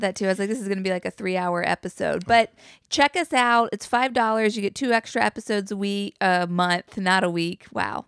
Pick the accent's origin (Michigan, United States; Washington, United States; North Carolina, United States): North Carolina, United States; Chapel Hill; also born or lived in Chatham County, North Carolina; I grew up in Chapel Hill